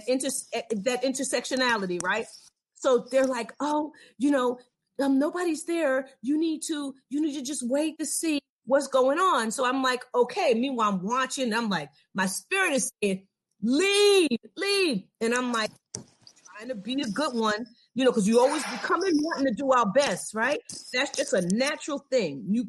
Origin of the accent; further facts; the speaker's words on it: New York, United States; moved away; I'm from New York